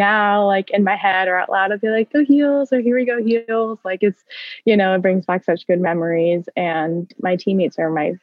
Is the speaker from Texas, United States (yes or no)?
no; Westchester, New York, United States; also born or lived in North Carolina; I'm from Westchester